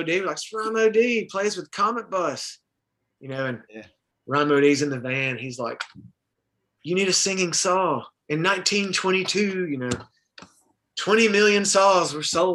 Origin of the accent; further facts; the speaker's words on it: Muscle Shoals, Alabama, United States; one of those songs was cut in my hometown